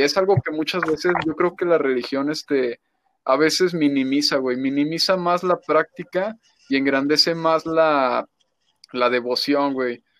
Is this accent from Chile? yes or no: no; Mexico; como mexicanos